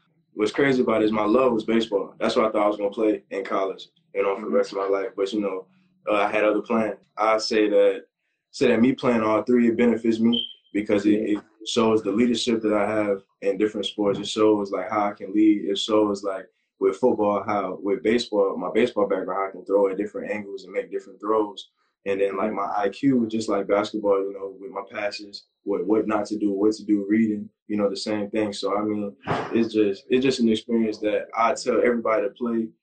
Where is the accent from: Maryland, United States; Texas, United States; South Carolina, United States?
South Carolina, United States; St. George; I'm from St. George, South Carolina, here in South Carolina, from the Low Country.